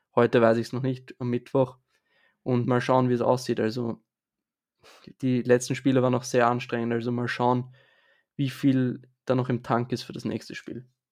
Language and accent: German; Vienna, Austria; ich bin aus Österreich und zwar genauer gesagt aus Wien